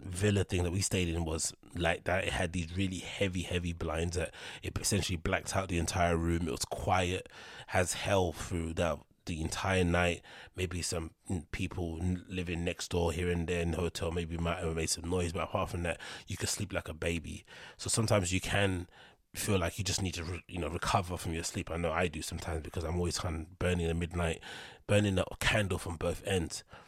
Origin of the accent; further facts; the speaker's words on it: London, United Kingdom; I'm from London